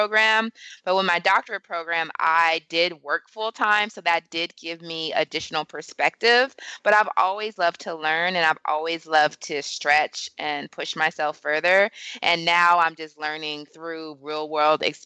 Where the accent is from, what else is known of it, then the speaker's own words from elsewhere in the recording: California, United States; moved away as an adult; also born or lived in Atlanta / Washington, D.C. / New York; growing up in California